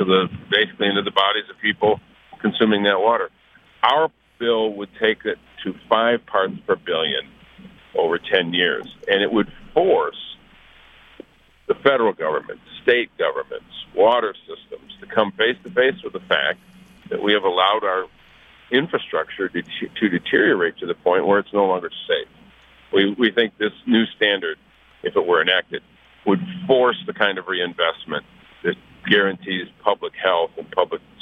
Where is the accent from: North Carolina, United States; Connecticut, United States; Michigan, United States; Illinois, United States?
Michigan, United States; Flint; Flint's my hometown